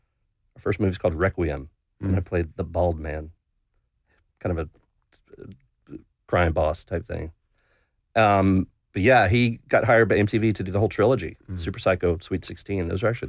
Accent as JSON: {"language": "English", "town": "Atlanta", "region": "Georgia", "country": "United States", "tie": "born or raised there", "also_born_or_lived": "Los Angeles", "said": "I mean, I grew up in Atlanta. Atlanta is kind of where Atlanta's home. But I love Los Angeles."}